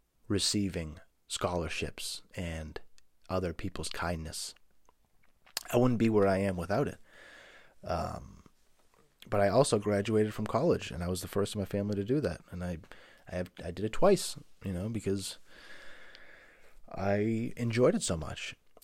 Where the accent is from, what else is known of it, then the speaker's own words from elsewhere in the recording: Boston, Massachusetts, United States; I grew up dirt poor in South Boston, Massachusetts.